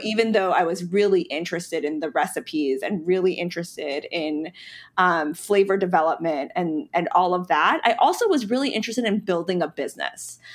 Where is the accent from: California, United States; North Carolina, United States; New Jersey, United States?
North Carolina, United States; Charlotte; also born or lived in Pennsylvania / Brooklyn, New York; I was born in Pennsylvania, um, and lived there for ten years before my family, my parents, you know, we moved to North Carolina. So I, I consider North Carolina to be my home state, um, and Charlotte to be my hometown.